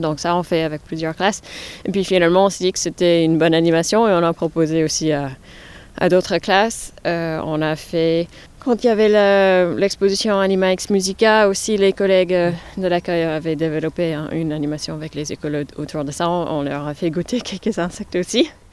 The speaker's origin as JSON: {"language": "French", "region": "New York", "country": "United States", "moved": "yes", "lives_now": "Sarthe, France", "said": "je suis originaire de New York, la grosse pomme"}